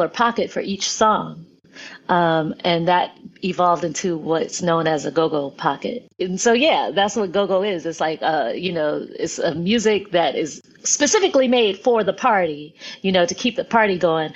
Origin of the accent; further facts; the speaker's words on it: Washington, District of Columbia, United States; moved away as an adult; also born or lived in New York / Maryland / Los Angeles; I was born in New York, raised in DC and Maryland.